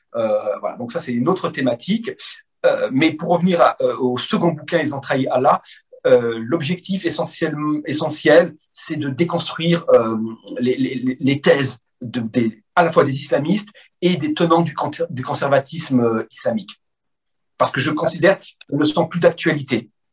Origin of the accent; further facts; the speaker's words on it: France; je suis né en France